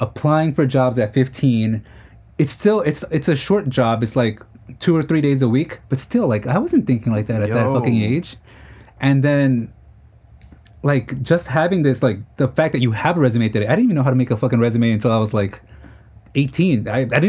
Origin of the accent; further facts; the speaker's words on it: New York City, New York, United States; we're from Queens